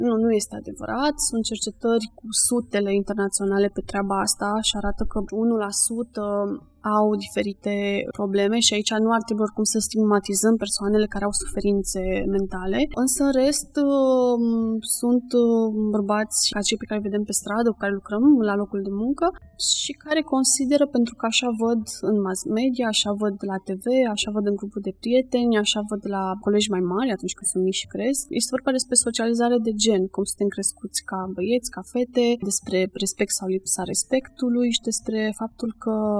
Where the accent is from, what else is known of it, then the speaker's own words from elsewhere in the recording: Bucharest, Romania; eu sunt din București